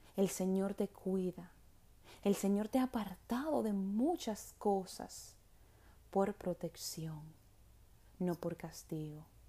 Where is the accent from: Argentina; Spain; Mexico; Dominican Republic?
Dominican Republic; Las dos dominicanas coincidimos